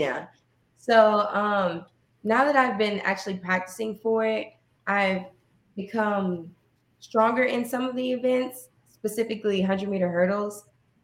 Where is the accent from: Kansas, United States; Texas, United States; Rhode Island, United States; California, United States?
Texas, United States; Forney; also born or lived in Rockwall, Texas; I grew up in Forney, and I went to Forney High School and then transferred to Rockwall High School